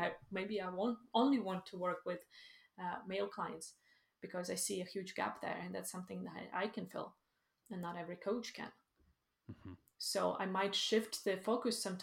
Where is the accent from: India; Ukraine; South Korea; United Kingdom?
Ukraine; also born or lived in Sweden; now in Iceland; I am originally from Ukraine